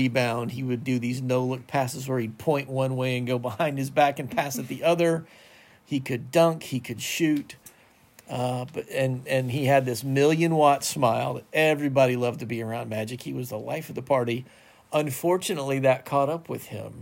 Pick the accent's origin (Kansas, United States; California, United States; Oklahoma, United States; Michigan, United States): Kansas, United States; I grew up in Kansas.